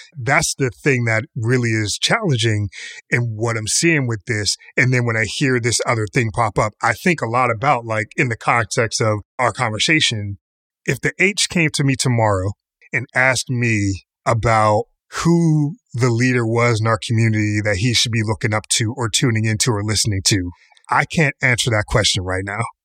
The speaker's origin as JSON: {"language": "English", "town": "Pittsburgh", "region": "Pennsylvania", "country": "United States", "tie": "born or raised there", "said": "Kamau and I grew up in Pittsburgh"}